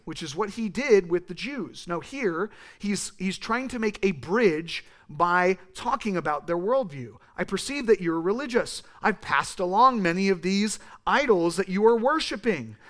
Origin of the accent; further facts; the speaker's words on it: California, United States; I use that voice 'cause I'm from California, and that's how we talk